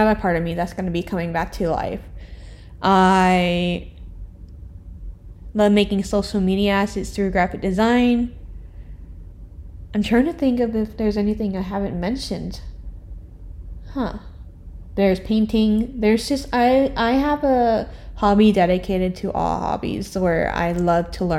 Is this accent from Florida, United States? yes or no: yes; Orlando, Florida, United States; I was born in Orlando too.